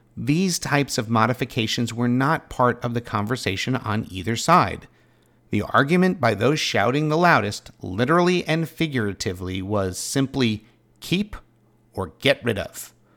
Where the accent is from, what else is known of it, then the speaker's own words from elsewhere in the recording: Pittsboro, North Carolina, United States; my hometown